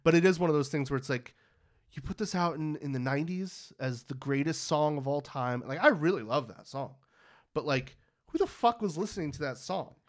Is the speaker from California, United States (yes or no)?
yes; Pittsburg, California, United States; my hometown of Pittsburgh, California